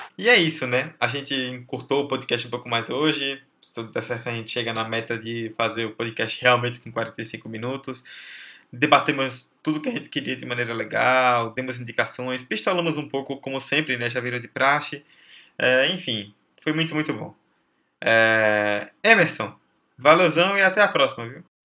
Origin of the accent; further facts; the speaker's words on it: Northeast Region, Brazil; nós que somos nordestinos